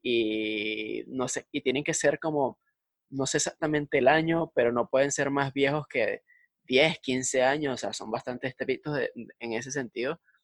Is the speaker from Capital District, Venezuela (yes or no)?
no; Valencia, Carabobo, Venezuela; now in Madrid, Spain; nosotros, somos de Valencia, de Pro Valencia, Venezuela